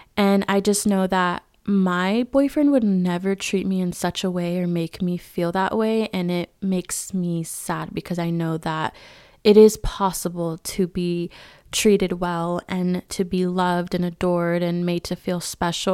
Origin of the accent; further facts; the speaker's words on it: California, United States; now in Arizona, United States; my hometown in California